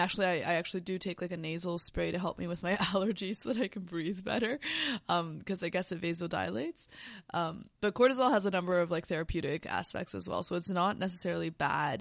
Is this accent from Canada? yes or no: yes; Canada; we're Canadian